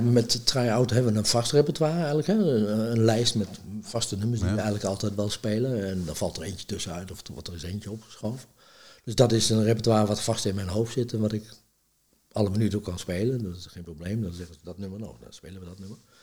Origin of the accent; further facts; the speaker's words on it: Deventer, Overijssel, Netherlands; also born or lived in Apeldoorn; now in Olst, Netherlands; uit Deventer, geboren in Apeldoorn, getogen in Deventer, wonende te Olst